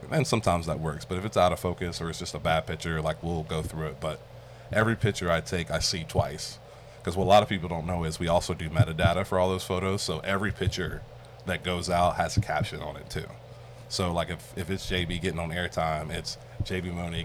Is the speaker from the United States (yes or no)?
yes; Virginia, United States; moved away as an adult; now in Texas, United States; I'm from Virginia